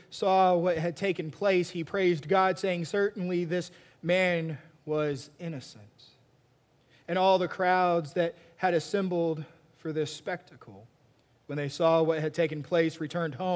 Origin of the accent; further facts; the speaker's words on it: Texas, United States; me growing up in Texas watching a bunch of Westerns